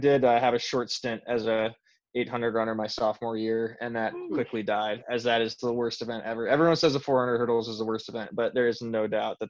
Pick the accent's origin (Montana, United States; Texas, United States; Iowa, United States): Iowa, United States; Northwest; I grew up in Northwest Iowa, so like 2 hours north where Derek was.